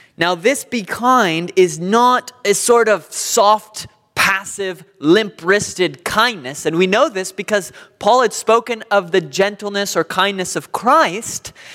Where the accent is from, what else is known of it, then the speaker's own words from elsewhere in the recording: Southern California, United States; I'm from Southern California.